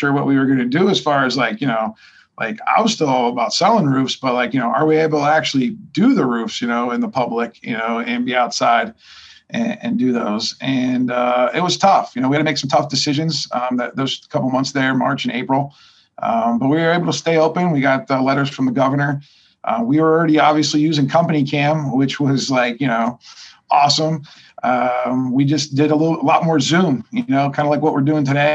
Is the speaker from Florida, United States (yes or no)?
no; Ohio, United States; moved away as an adult; now in Pittsburgh, United States; I'm originally from Ohio